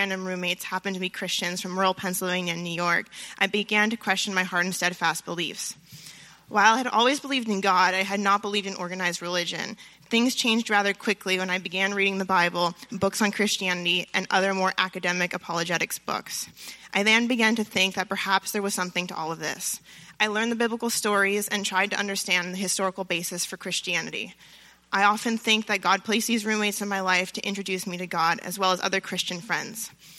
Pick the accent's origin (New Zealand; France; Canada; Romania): France; also born or lived in Los Angeles; So I grew up in France and in Los Angeles